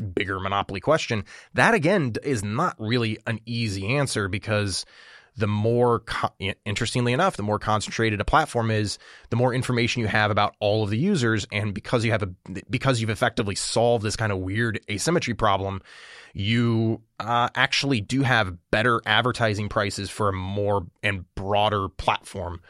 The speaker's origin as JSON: {"language": "English", "region": "Illinois", "country": "United States", "tie": "born or raised there", "said": "Illinois, you know, my home state"}